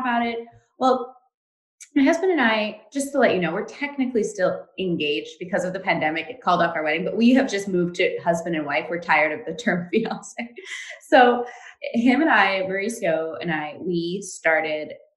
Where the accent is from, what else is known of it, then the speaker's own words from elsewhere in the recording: Montreal, Quebec, Canada; I am from Montreal in Canada